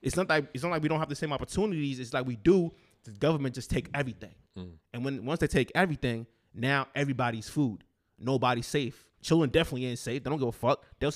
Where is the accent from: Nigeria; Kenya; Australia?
Nigeria; moved away; I'm Nigerian and born and raised back then and up here also